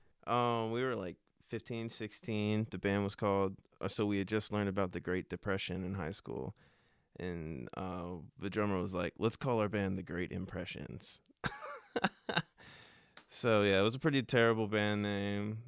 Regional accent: Richmond, Virginia, United States; we're all from Richmond

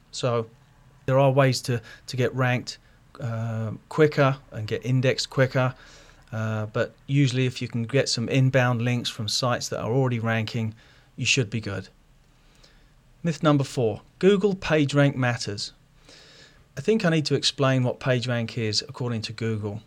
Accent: London, United Kingdom; now in Ohio, United States; I'm originally from London, England, but I've moved out here in nineteen ninety-four

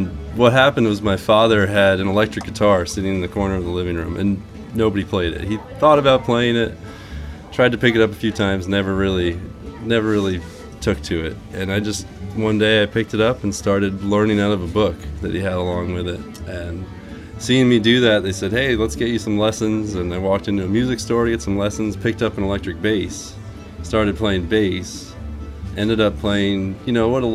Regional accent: Manchester, Vermont, United States; In southern Vermont, southwest okay. Vermont, Manchester area

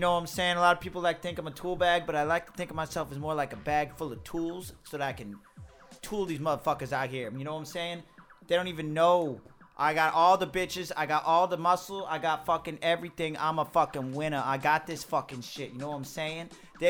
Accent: New Jersey, United States; Yeah, I don't know about no pork. I'm from Jersey.

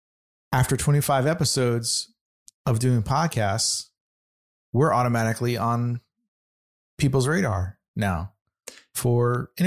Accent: Michigan, United States; accent: North Michigan; I'm from the North Michigan accent.

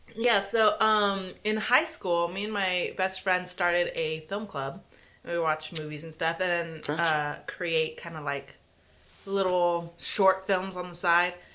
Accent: San Antonio, Texas, United States; San Antonio, Texas, South Side

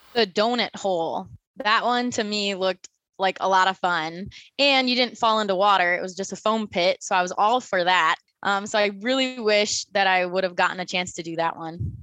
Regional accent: Minnesota, United States; moved away as an adult; now in Phoenix, United States; I was born and raised in Minnesota

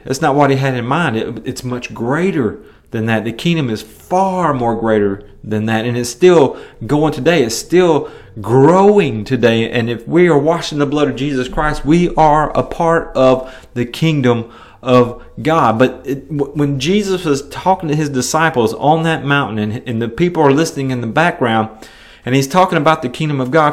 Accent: Milan, Tennessee, United States; moved away; my hometown of Milan, Tennessee

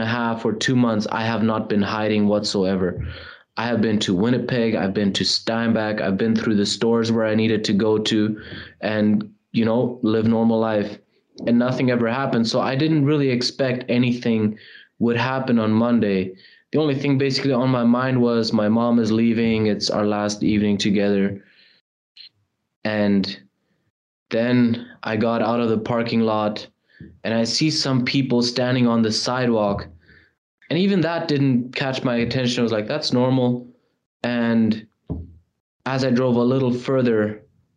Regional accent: Germany; now in Canada; my mom, all of us, we're originally from Europe, from Germany. That's where I was born. We moved to Canada

